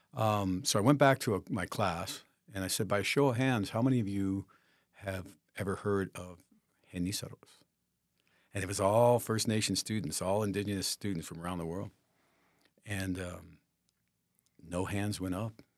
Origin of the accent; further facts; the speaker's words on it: Santa Fe, New Mexico, United States; now in Taos, United States; at twelve years old, growing up, growing up in Santa Fe, we didn't have much